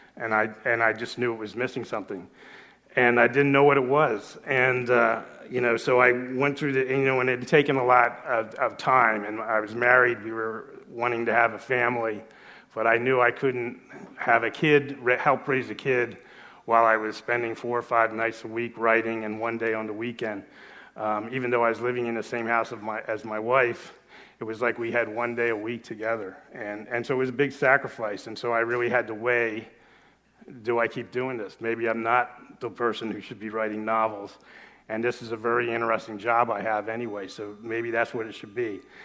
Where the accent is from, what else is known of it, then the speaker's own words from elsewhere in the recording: South Florida, United States; also born or lived in Los Angeles; I was actually writing for my hometown paper in, uh, South Florida